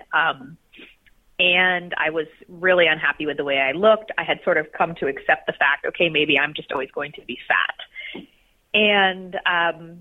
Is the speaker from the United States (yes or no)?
yes; Columbus, Ohio, United States; I grew up in Columbus, Ohio